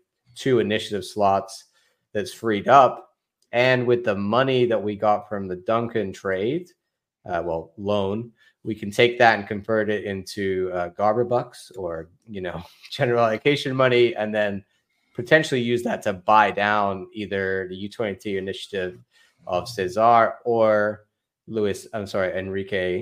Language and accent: English; Wiltshire, South West England, United Kingdom; I'm actually from Wilshire